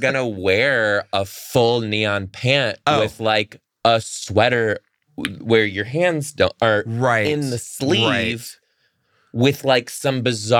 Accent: Michigan, United States; I'm from Michigan.

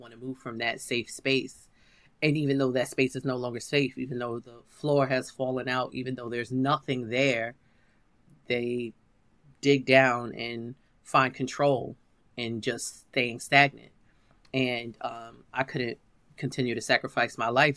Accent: New York City, New York, United States; I'm from Harlem.

